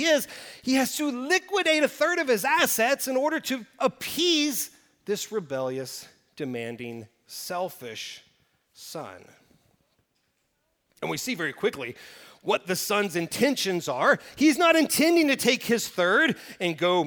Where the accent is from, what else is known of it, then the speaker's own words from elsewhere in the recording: Oklahoma Panhandle, United States; I grew up in the Oklahoma Panhandle